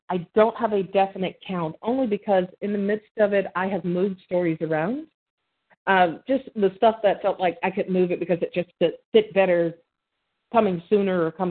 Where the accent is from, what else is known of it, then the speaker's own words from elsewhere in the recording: Birmingham, Alabama, United States; I was born and raised in Birmingham, Alabama.